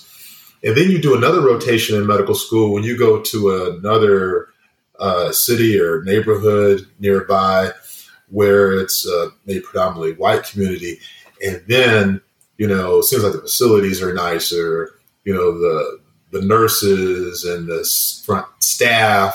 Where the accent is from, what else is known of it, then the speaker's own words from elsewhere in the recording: Inglewood, California, United States; growing up in Inglewood, California